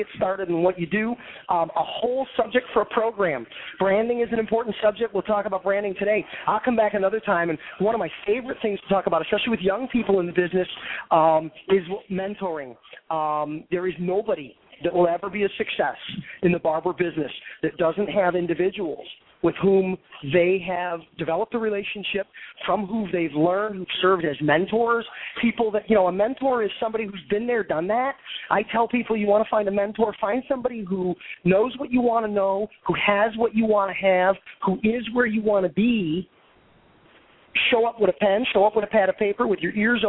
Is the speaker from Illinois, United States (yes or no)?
yes; Skokie, Illinois, United States; I grew up there. That's my hometown